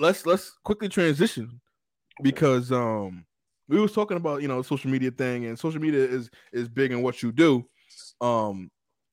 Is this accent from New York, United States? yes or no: yes; Long Island, New York, United States; moved away as an adult; I'm from Long Island too